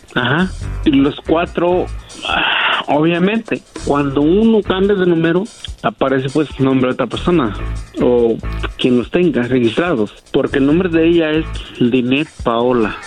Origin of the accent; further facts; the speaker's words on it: Hermosillo, Sonora, Mexico; De Hermosillo, Sonora, orgullosamente